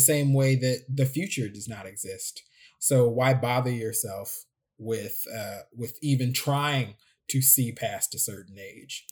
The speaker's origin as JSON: {"language": "English", "region": "Midwest", "country": "United States", "said": "I'm speaking from the Midwest."}